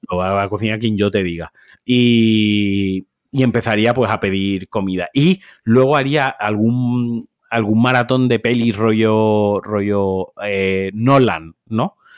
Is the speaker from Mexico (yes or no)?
no; Valencian Community, Spain; Yo soy valenciano